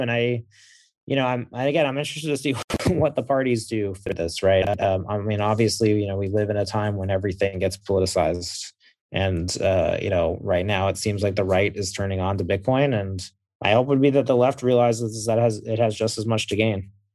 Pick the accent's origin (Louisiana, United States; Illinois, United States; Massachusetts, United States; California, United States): Massachusetts, United States; I am from, I am from Massachusetts